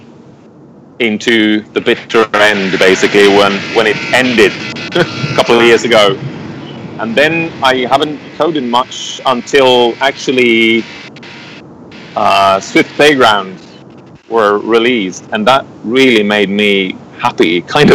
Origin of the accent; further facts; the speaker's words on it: Visby, Gotland, Sweden; I'm from Visby, Gotland, Sweden, a little island out in the Baltic Sea